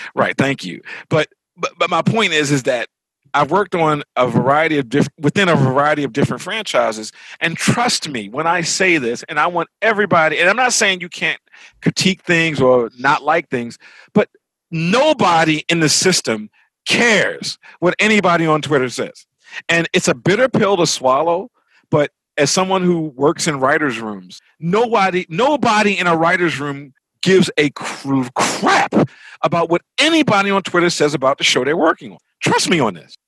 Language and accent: English; Baltimore, Maryland, United States; moved away; also born or lived in New York; I grew up in Baltimore